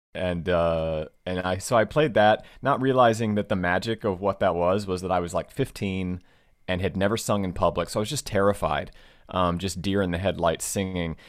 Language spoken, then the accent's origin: English; Southwest Virginia, United States; also born or lived in Washington, D.C.; now in Los Angeles, United States; I grew up in Virginia, like Southwest Virginia